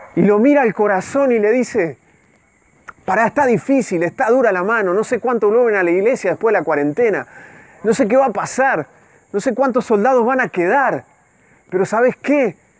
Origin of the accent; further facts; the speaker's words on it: Dolores, Buenos Aires Province, Argentina; moved away; registro civil de mi pueblo